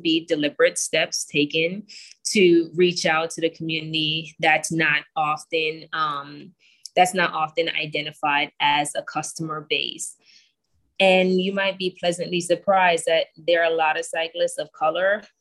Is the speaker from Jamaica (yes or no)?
yes; Jamaica; I am a farm girl. I grew up in Jamaica